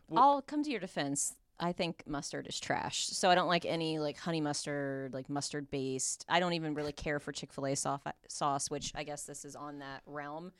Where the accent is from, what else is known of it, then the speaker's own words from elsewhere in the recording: Midwest, United States; I'm from the Midwest